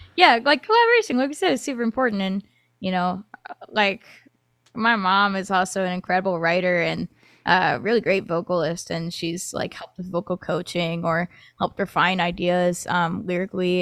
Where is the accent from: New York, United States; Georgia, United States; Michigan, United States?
Michigan, United States; moved away as an adult; now in Nashville, United States; I was actually born in Nashville and then lived in Michigan for, like, twenty years